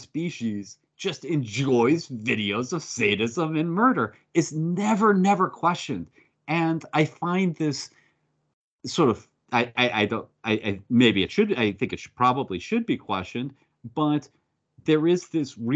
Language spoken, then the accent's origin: English; United States; I'm an American. That's in my blood